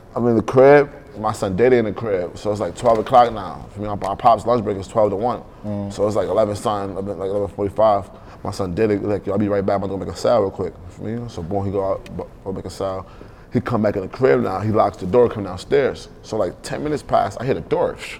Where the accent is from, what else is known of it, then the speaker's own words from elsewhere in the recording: New York City, New York, United States; Growing up in Brooklyn, bro, that shit taught me a lot.